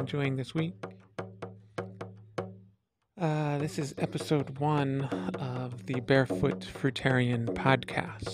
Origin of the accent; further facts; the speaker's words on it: Philadelphia, Pennsylvania, United States; I grew up in Philadelphia, Pennsylvania